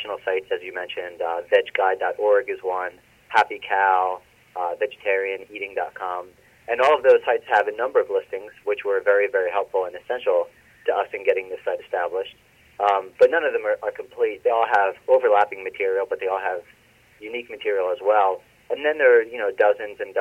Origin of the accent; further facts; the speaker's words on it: Philadelphia, Pennsylvania, United States; I grew up in Northeast Philadelphia